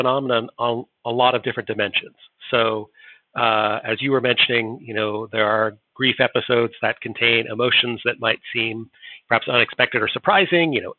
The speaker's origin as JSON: {"language": "English", "country": "United States", "said": "I'm an American, not a Brit"}